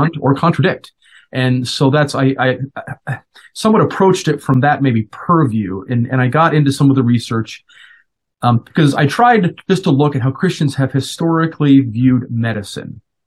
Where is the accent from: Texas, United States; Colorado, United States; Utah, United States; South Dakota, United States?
Colorado, United States; moved away as an adult; now in Minnesota, United States; Originally, I'm from Colorado. I was born and raised